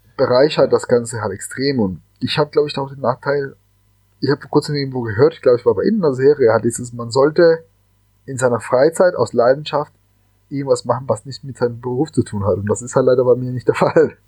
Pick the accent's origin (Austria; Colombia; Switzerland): Colombia; Cali, Valle del Cauca; now in Germany; ich bin halt gebürtiger Kolumbianer und äh, bin in Cali aufgewachsen.